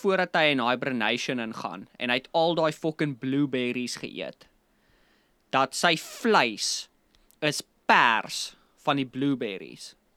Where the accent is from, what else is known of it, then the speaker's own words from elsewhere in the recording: South Africa; ons is nou Afrikaners, Suid-Afrikaners